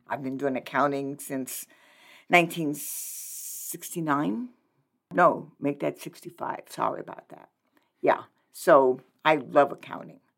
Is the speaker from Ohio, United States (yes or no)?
no; New Orleans, Louisiana, United States; moved away as an adult; now in Lincoln, United States; I'm originally from New Orleans, Louisiana.